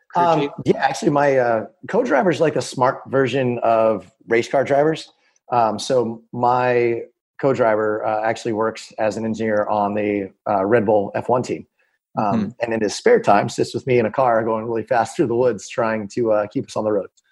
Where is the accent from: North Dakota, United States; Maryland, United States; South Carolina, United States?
Maryland, United States; Annapolis; we're from Annapolis